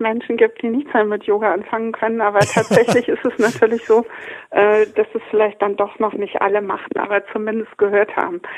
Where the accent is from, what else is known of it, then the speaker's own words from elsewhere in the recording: Kassel, Hesse, Germany; moved away; also born or lived in Munich; Ich habe 30 Jahre in München gelebt, komme aber aus Kassel, bin in Kassel geboren